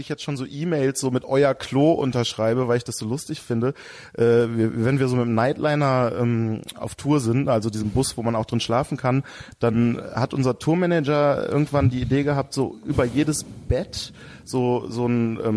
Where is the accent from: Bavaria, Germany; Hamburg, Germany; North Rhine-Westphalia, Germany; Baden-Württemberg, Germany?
North Rhine-Westphalia, Germany; Düsseldorf; Ich bin Düsseldorf.